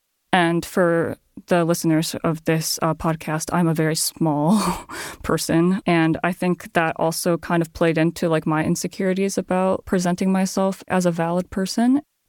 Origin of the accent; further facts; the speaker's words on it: Japan; now in United States; And I come from Japan, right?